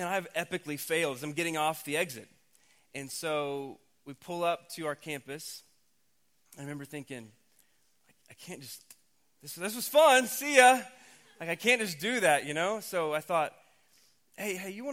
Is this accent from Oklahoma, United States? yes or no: yes; Oklahoma, United States; we grew up in Oklahoma.